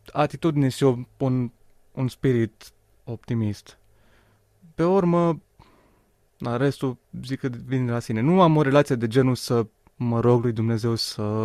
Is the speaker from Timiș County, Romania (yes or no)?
no; Suceava, Suceava County, Romania; sunt originar din Suceava